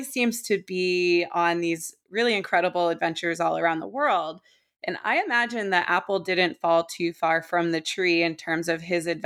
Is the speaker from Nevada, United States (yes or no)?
no; Maine coast, United States; moved away as an adult; also born or lived in New Jersey; where I spent a lot of my childhood growing up on the Maine coast